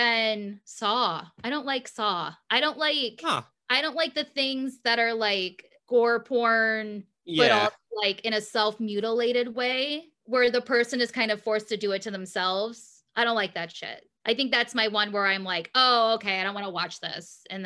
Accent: Michigan, United States; moved away as an adult; now in New York, United States; Michigan public school system.

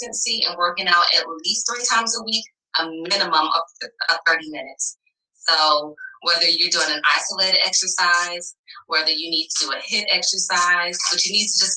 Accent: the South, United States; I'm from the South

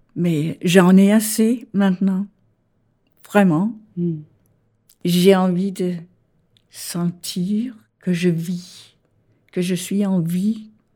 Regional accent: Denmark; French is a second language; moved away as an adult; also born or lived in Copenhagen, Denmark; now in Paris, France; Je suis née au Danemark

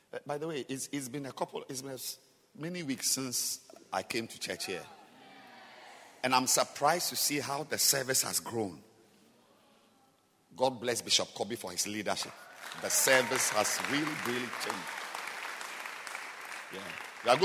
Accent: Singapore; So seriously, here, I mean, I'm just from Singapore.

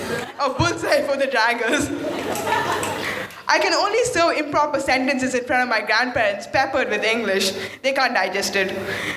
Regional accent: Abu Dhabi, United Arab Emirates; first language Malayalam; also born or lived in Kerala, India; My mother tongue, the supposed home of my tongue. But I've never been in that home. I've lived in Abu Dhabi all my life, not Kerala.

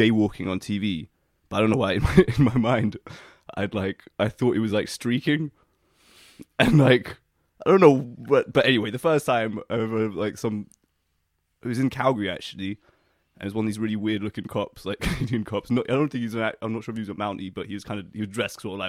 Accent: London, United Kingdom; also born or lived in Toronto; I am a proper Londoner. I wasn't actually even born here, but I'm one of you.

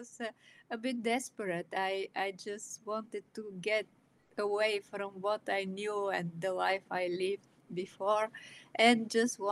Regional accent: Bulgaria; moved away as an adult; now in Newfoundland, Canada; I was born and I grew up in Bulgaria, behind the Iron Curtain

